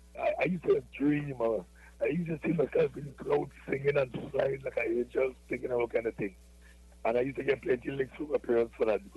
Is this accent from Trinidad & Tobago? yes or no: yes; Laventille, Trinidad & Tobago; Yeah, well, I was born in Lavantil.